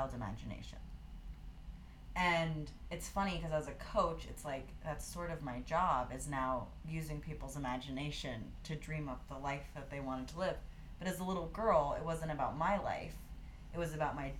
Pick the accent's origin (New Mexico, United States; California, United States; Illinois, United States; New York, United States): New Mexico, United States; Santa Fe; also born or lived in Gloucester, Massachusetts; now in Colorado, United States; So I'm originally from Gloucester, Massachusetts, which is a little fishing town. The only thing I can reference for that is the perfect storm, but moved across the country when I was 6 years old to Santa Fe, New Mexico.